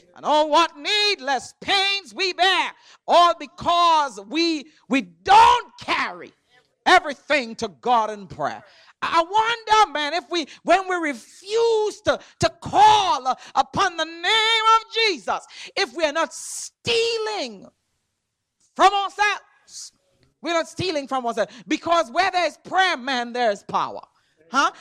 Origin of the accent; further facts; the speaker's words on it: Trinidad & Tobago; moved away; I'm from Trinidad